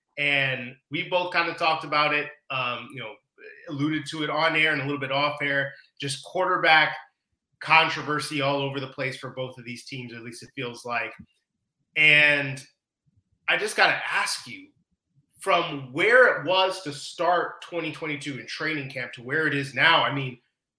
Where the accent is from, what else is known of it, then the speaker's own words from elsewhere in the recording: Indiana, United States; moved away; my home state of Indiana